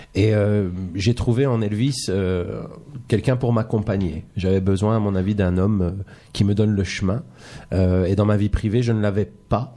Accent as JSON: {"language": "French", "country": "Belgium", "said": "je suis belge"}